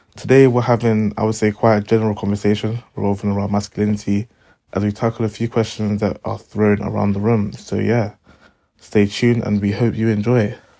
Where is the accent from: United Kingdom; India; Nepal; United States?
United Kingdom; London; we are three guys from South London